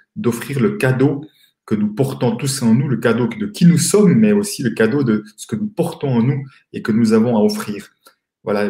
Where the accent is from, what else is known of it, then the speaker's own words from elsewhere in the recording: Switzerland; accent: Swiss; je suis euh, suisse, comme euh, mon accent va peut-être me trahir